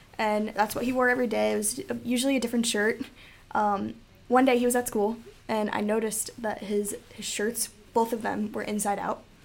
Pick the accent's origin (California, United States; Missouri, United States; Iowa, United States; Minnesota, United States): Iowa, United States; Jesup; I'm from Jesup, and I have three younger sisters.